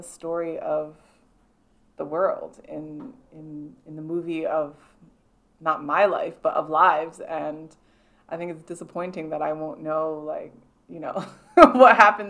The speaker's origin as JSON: {"language": "English", "country": "Canada", "said": "being Canadian"}